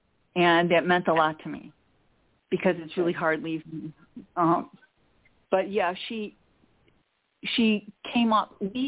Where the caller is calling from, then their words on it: Chicago, Illinois, United States; from the Chicago area.